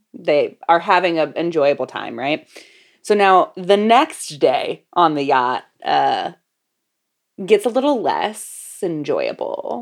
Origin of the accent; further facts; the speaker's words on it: Florida, United States; growing up in Florida